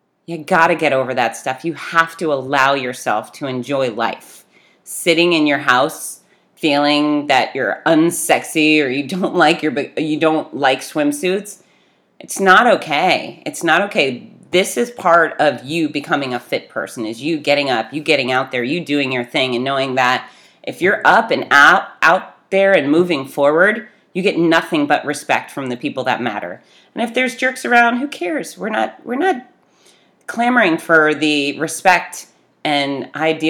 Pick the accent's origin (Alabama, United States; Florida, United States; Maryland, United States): Florida, United States; Fort Lauderdale; I grew up in Fort Lauderdale